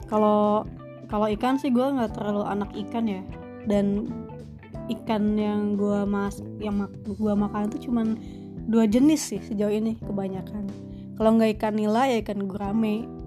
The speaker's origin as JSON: {"language": "Indonesian", "region": "West Java", "country": "Indonesia", "said": "jangankan dari Manado gitu kadang ya gue sendiri dari Sunda"}